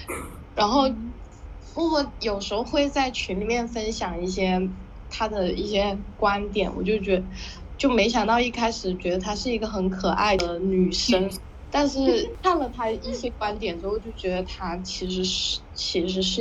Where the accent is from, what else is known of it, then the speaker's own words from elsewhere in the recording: China; first language Hakka; 但其实他我的母语不是不是粤语，是客家话。